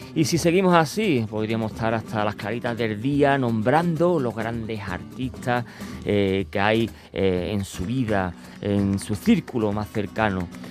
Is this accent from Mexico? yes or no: no; Andalusia, Spain; accent: Andalusian; moved away; nuestro acento, nuestro dialecto y nuestra habla andaluz